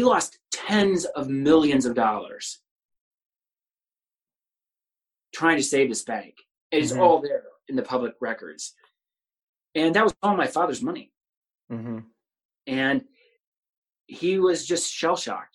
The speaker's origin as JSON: {"language": "English", "town": "Kansas City", "region": "Missouri", "country": "United States", "tie": "born or raised there", "said": "I grew up in Midtown, this is where my family's all lived"}